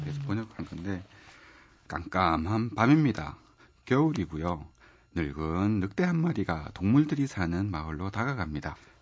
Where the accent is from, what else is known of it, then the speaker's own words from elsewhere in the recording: Gyeongsang, South Korea; accent: Gyeongsang dialect; 제가 경성 사람이라 갖고 잘하기도 사투리가 많이 섞여서